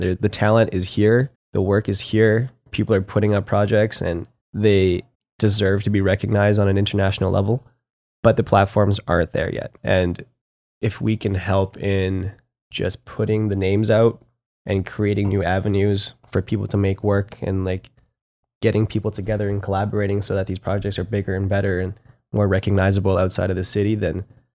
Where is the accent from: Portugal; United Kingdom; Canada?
Canada; Calgary, Alberta; I was born in Calgary.